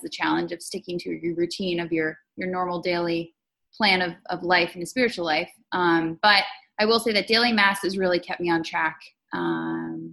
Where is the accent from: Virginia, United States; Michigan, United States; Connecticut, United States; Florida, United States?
Virginia, United States; Northern; also born or lived in Manassas, Virginia; now in Washington, D.C., United States; I was raised in Northern Virginia